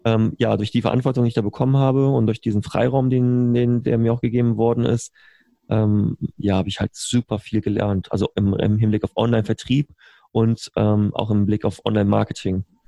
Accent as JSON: {"language": "German", "region": "Berlin", "country": "Germany", "tie": "born or raised there", "also_born_or_lived": "Bonn", "said": "ich bin gebürtiger äh, Bonner bin damals, ich bin einer von diesen Regierungskindern, die damals mhm. 99 von, Berlin, von, von Bonn nach Berlin umgezogen sind"}